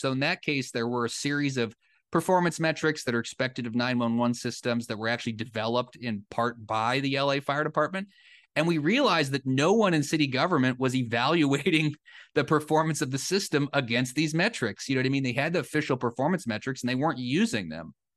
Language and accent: English; Cedar Rapids, Iowa, United States; moved away; the paper where I grew up in the Cedar Rapids Gazette in Eastern Iowa